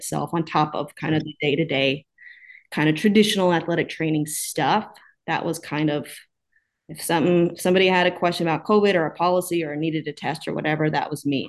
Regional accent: Oklahoma, United States; moved away as an adult; also born or lived in Virginia; now in Twin Cities, United States; As I talk, you'll probably notice that I am originally from Oklahoma. So I grew up there

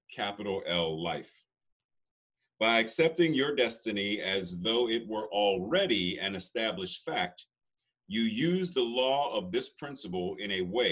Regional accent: Pittsburgh, Pennsylvania, United States; moved away; I'm from Pittsburgh, he's from Pittsburgh, and grew up in Pittsburgh

